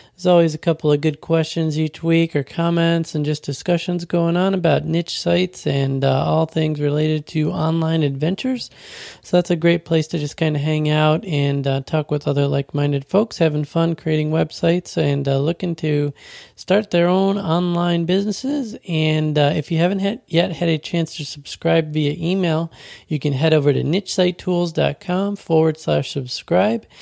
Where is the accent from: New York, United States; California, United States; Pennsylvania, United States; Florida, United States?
New York, United States; Western; Grew up in, uh, Western New York by the Buffalo Bills